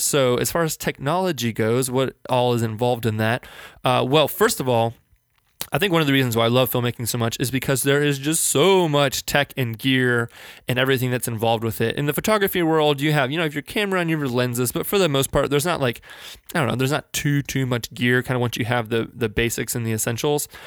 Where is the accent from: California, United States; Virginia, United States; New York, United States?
Virginia, United States; Northern; now in Richmond, United States; I grew up in Northern Virginia, just outside of Washington, D C